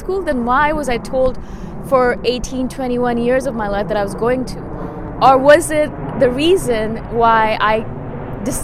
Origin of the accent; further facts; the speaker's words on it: India; I'm Indian